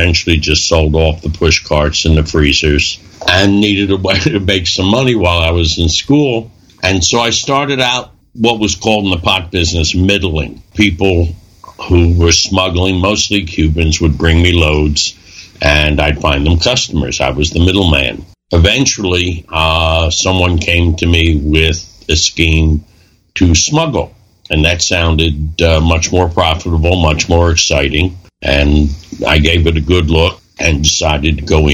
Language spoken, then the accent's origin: English; Philadelphia, Pennsylvania, United States; My partner, Robbie, and I, the guy I grew up with on South Street in Philadelphia